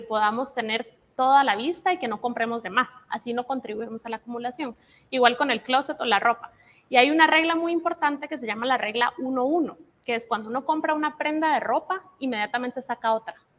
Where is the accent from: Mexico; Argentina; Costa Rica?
Costa Rica; moved away as an adult; now in Guatemala; Yo soy costarricense. Entonces, hace tres me vine a vivir a Guate